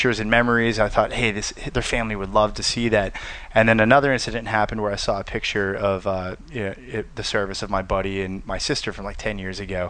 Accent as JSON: {"language": "English", "town": "Pittsburgh", "region": "Pennsylvania", "country": "United States", "tie": "born or raised there", "said": "growing up in Pittsburgh"}